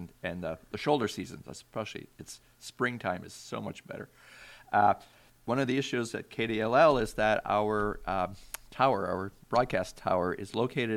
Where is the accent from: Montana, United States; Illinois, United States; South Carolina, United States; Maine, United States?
Maine, United States; now in Alaska, United States; where I grew up in Maine